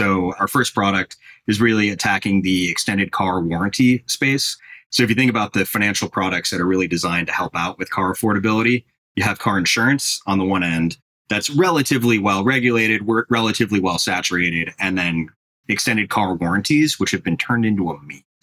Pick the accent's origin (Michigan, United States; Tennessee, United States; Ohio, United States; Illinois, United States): Illinois, United States; Sleepy Hollow; also born or lived in Chicago; Sleepy Hollow, where I grew up, is how unremarkable it is